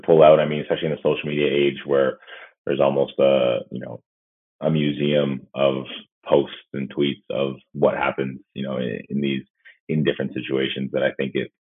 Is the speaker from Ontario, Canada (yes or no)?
yes; London, Ontario, Canada; moved away; also born or lived in Ottawa; we grew up in White Oak area, which is in sort of Pond Mills area